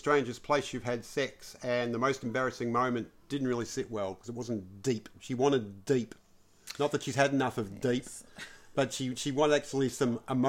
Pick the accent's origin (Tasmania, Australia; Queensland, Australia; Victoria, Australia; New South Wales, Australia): New South Wales, Australia; Sydney; because you know how I'm from the Northern Beaches, baby. You know, the comb over Northern Beaches.